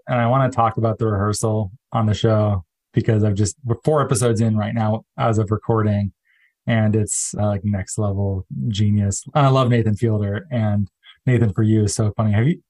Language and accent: English; Arizona, United States; I'm from Arizona